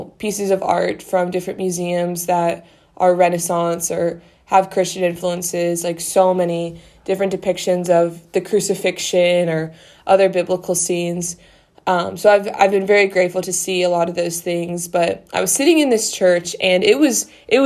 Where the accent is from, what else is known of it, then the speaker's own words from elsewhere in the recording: Missouri, United States; moved away as an adult; now in Vienna, Austria; I'm from Missouri